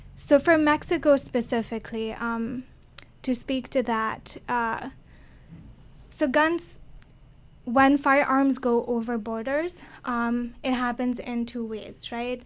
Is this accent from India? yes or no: yes; India; now in United States; I'm from India, so my cultural understanding of this is also a little bit different